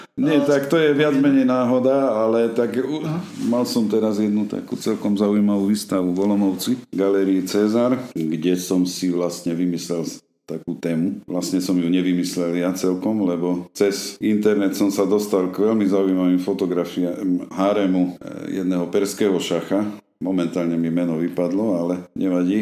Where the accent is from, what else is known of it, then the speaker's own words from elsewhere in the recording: Košice, Košice Region, Slovakia; moved away as an adult; also born or lived in Stará Ľubovňa; now in Hniezdne, Slovakia; Pochádzam z Košíc pôvodne a koncom sedemdesiatych rokov som sa presťahoval aj s rodinou do týchto končín